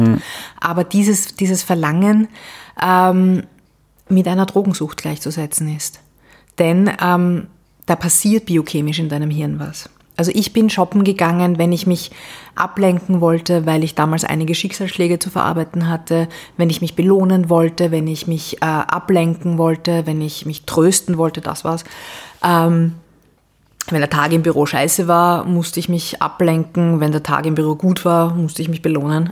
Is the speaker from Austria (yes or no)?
yes; Vienna, Austria; Ich bin ähm, Wienerin sehr leidenschaftlich